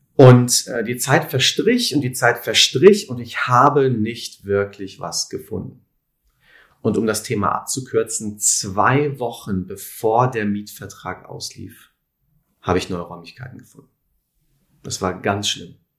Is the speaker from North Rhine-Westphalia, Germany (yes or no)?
yes; Lüdenscheid, North Rhine-Westphalia, Germany; moved away as an adult; also born or lived in Cologne; Aufgewachsen bin ich in Lüdenscheid.